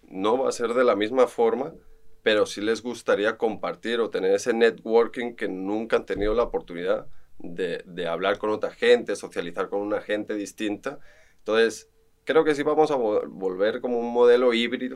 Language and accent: Spanish; Barcelona, Catalonia, Spain; moved away as an adult; now in Costa Rica; estuve formándome en Barcelona, soy español, arquitecto de profesión